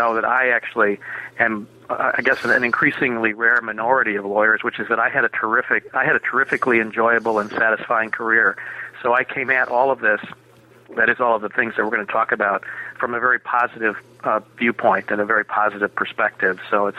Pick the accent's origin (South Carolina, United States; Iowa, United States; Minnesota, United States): Minnesota, United States; Minneapolis; I was born and raised in Minneapolis.